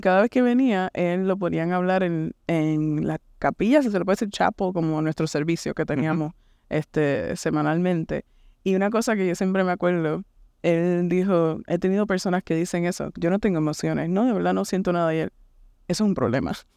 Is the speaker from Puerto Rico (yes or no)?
yes; Puerto Rico; moved away as an adult; also born or lived in Kansas City; now in United States; vengo de este, Puerto Rico, nací y me crié en Puerto Rico.